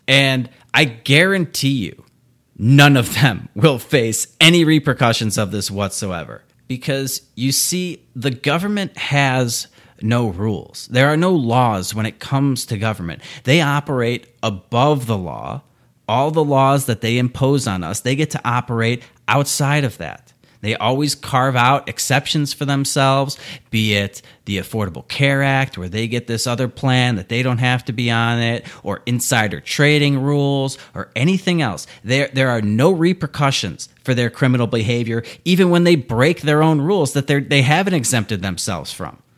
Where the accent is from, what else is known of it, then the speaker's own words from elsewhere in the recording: Chicago, Illinois, United States; I'm from Chicago